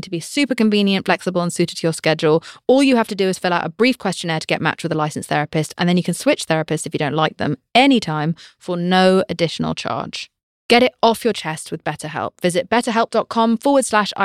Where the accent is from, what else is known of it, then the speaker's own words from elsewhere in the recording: United Kingdom; I'm British